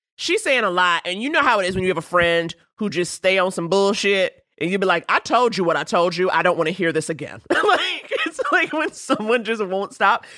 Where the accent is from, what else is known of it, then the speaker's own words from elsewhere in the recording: New York City, New York, United States; I grew up in Harlem